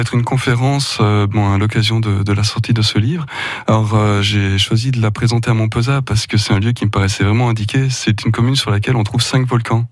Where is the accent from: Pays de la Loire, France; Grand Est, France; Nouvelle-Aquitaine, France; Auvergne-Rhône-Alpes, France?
Auvergne-Rhône-Alpes, France; Ardèche; je suis né dans, les Alpes de Provence mhm. et mes parents se sont installés quand j'avais 5 ans à Chirol. Donc euh, j'ai grandi en Ardèche